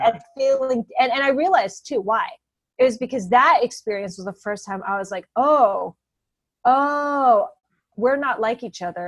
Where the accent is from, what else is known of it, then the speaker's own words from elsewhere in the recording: Bay Area, California, United States; moved away as an adult; also born or lived in North Carolina; growing up in the Bay Area